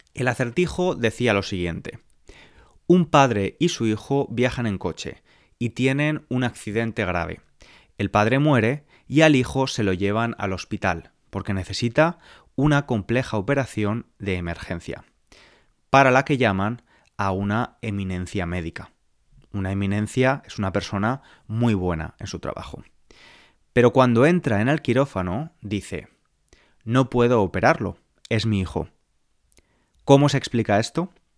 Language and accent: Spanish; Spain; now in London, United Kingdom; nací en España, vivo en Londres, Inglaterra, en la actualidad